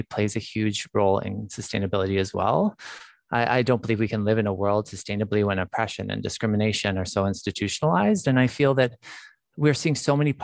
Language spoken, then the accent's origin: English; Alberta, Canada; now in British Columbia, Canada; I grew up in Alberta, actually.